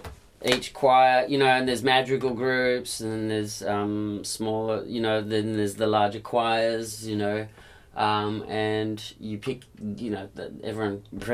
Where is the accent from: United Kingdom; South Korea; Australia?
Australia; Perth, Western Australia; No, I'm from Perth.